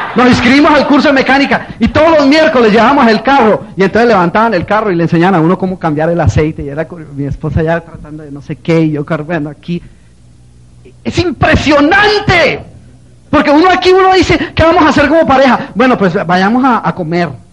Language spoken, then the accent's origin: Spanish; Colombia; moved away; also born or lived in New Jersey; Yo soy colombiano